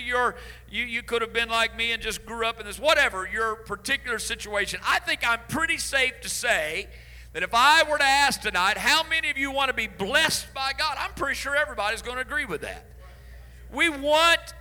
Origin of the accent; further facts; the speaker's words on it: Illinois, United States; I grew up in Illinois. That was home all my life, and all my growing up years